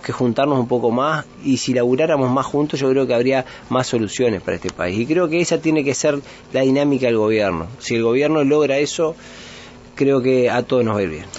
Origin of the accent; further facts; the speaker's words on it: Uruguay; nosotros como uruguayos